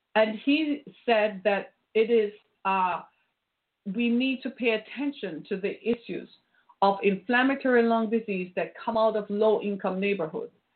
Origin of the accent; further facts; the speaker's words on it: Jamaica; moved away; I grew up in Jamaica